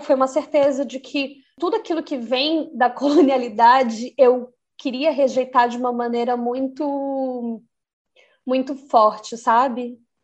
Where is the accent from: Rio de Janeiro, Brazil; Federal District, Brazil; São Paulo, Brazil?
Federal District, Brazil; Brasília; moved away as an adult; also born or lived in Maputo, Mozambique / Buenos Aires, Argentina / Mendoza, Argentina / Valparaíso, Chile; now in Pisa, Italy; E é nesse lugar que eu nasci, né, no Núcleo Bandeirante, onde eu acreditei que fosse ser minha casa e única casa durante o resto da minha vida